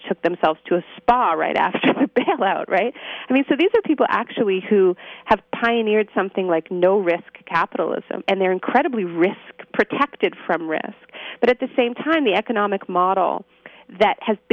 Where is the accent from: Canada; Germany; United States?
Canada; I'm Canadian